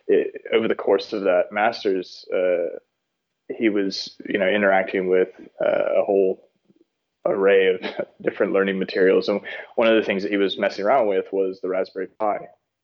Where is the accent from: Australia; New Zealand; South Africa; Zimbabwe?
South Africa; born there; also born or lived in Texas, United States / London, United Kingdom; So I was born in South Africa, lived there for a little while, and then moved over to Texas.